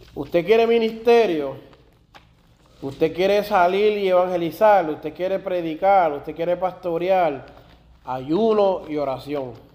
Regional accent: Puerto Rico; Y yo soy más puertorriqueño que otra cosa

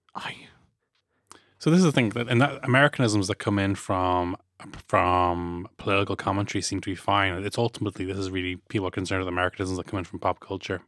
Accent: Ireland; ourselves as Irish people

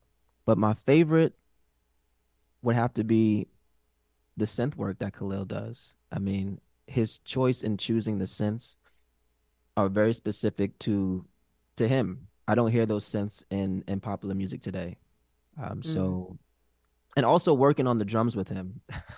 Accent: Brooklyn, New York, United States; also born or lived in Queens / Long Island; I'm from Brooklyn, B.

